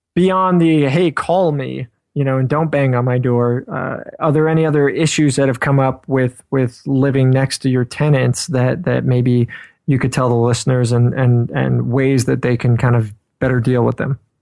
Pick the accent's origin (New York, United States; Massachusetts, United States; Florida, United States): New York, United States; I'm from New York